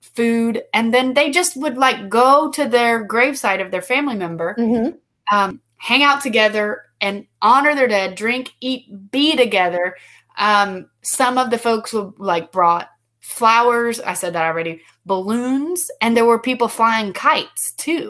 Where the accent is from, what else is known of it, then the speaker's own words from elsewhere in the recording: United States; also born or lived in Guatemala; as an American, you know, someone who's grown up in an American culture